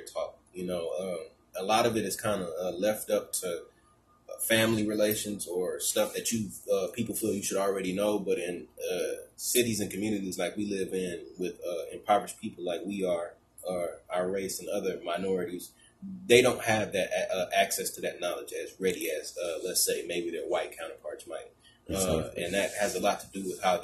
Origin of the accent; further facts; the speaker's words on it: Port Arthur, Texas, United States; my hometown